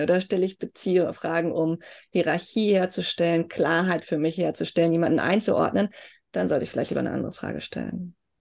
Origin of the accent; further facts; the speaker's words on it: Germany; Wenn mich jemand fragt, wo kommst du her, sage ich, Deutsche